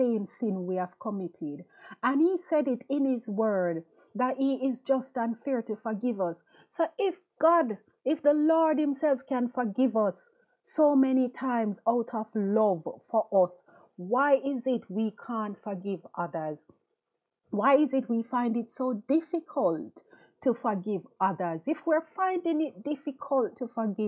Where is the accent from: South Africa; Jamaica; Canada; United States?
Jamaica; moved away as an adult; now in London, United Kingdom; We went to high school together, you know, back home in Jamaica, because I'm from Jamaica.